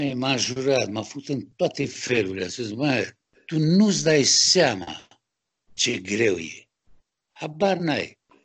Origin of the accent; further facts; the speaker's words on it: Romania; moved away as an adult; now in France; Sunt din România, eu sunt, sunt sculptor, francez de origine română